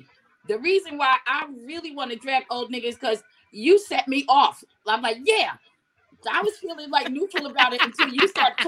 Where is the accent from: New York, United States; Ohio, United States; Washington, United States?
New York, United States; New York City; Yeah, I'm a New Yorker. I'm a hardcore New Yorker.